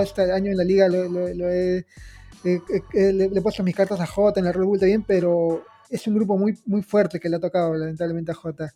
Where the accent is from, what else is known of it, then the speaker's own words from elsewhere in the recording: Peru; nosotros somos peruanos